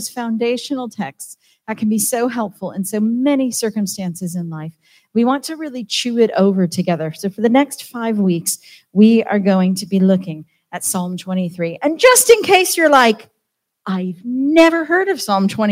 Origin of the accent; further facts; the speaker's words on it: Southern California, United States; now in Wales, United Kingdom; I'm from Southern California